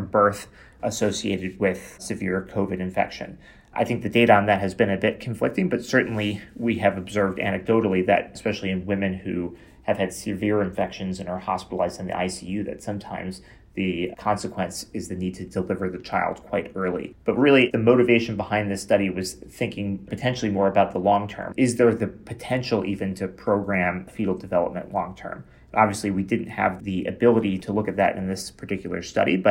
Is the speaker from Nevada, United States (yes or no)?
no; Chicago, Illinois, United States; moved away as an adult; also born or lived in Boston, Massachusetts; now in Toronto, Canada; I'm originally from Chicago, Illinois